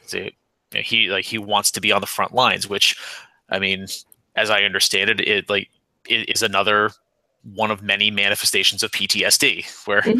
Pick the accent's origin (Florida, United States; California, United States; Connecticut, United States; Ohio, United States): Connecticut, United States; Naugatuck; i'm from naugatuck connecticut which is like 30 miles outside of new haven